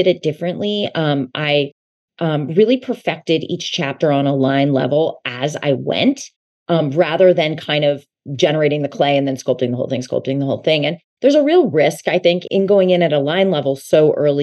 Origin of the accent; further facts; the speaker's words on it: outside of Philadelphia, Pennsylvania, United States; I grew up outside of Philadelphia